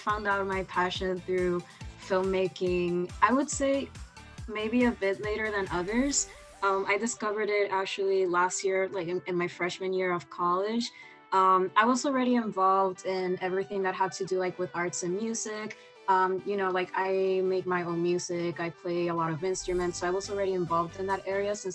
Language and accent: English; Puerto Rico; moved away as an adult; now in New York, United States; I'm from Puerto Rico and I'm also half Dominican. So yeah, this is like my first time, you know, just living outside of the island.